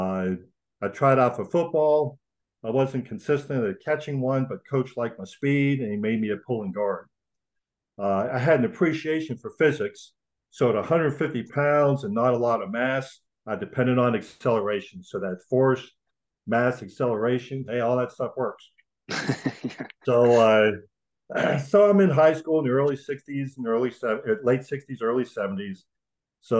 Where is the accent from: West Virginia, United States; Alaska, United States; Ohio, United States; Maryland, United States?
Maryland, United States; Frostburg; I was born and raised in a little town called Frostburg, Maryland, out in the western part of the state.